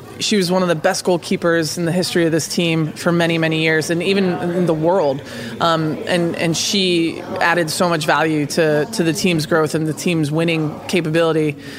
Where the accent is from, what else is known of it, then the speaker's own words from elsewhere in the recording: United States; I believe that as an American citizen